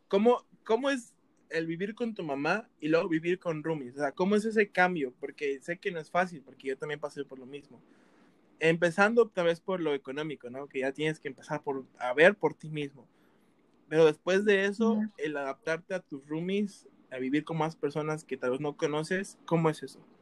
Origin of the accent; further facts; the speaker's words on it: Veracruz, Mexico; moved away; yo soy de Veracruz